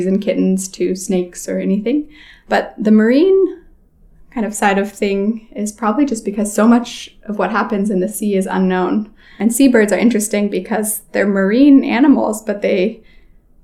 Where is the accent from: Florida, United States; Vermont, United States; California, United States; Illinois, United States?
California, United States; Berkeley; now in Longyearbyen, Norway; I'm originally from Berkeley, California, but I now live part-time here in Longyearbyen